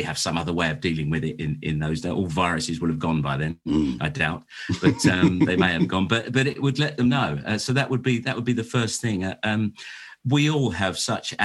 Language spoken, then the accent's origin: English; London, United Kingdom; I was born and raised in Lambeth and right on the River Thames there